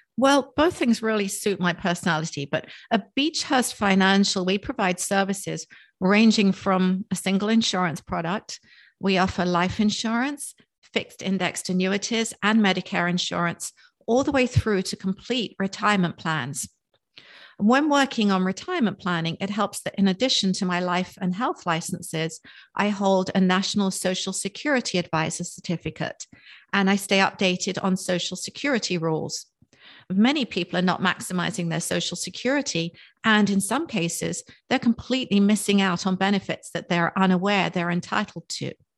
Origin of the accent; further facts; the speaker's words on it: England, United Kingdom; also born or lived in Cape May, New Jersey; now in Palm City, United States; I was born and raised in England, just outside of London